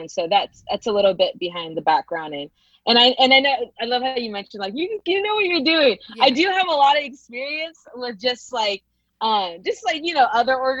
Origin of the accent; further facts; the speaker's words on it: Modesto, California, United States; also born or lived in San Francisco Bay Area, California / Fort Worth, Texas; I was born in the Bay, but I migrated here in my middle school. And I feel like once you go to middle school and high school somewhere, you're pretty much from there